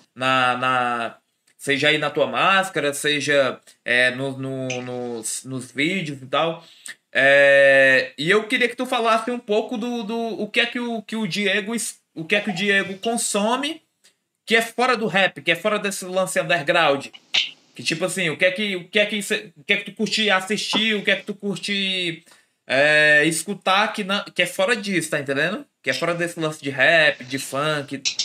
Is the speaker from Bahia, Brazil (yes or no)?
no; Ceará, Brazil; a gente é daqui do Ceará